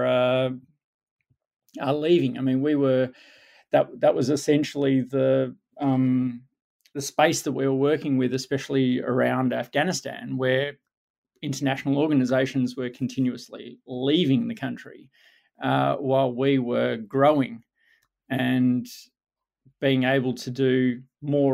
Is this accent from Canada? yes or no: no; Melbourne, Victoria, Australia; I grew up in Melbourne, Australia